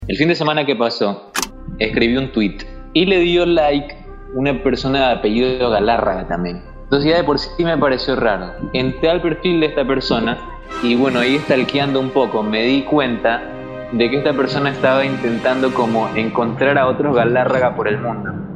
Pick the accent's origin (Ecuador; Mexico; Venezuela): Ecuador; yo también soy galarra, soy de Ecuador, hago radio.